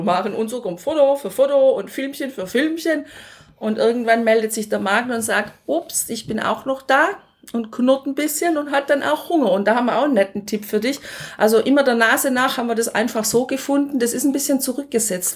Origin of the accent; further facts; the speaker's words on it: Germany; zu Hause in Deutschland